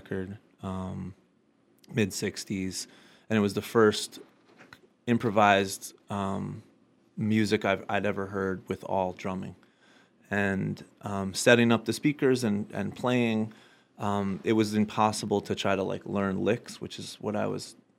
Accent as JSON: {"language": "English", "town": "Springfield", "region": "Massachusetts", "country": "United States", "tie": "born or raised there", "said": "I was born and raised in Springfield"}